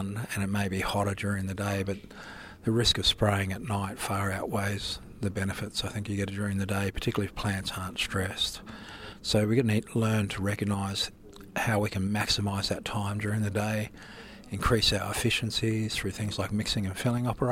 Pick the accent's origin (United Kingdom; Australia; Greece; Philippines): Australia; Darling Downs, Queensland; I'm from the Darling Downs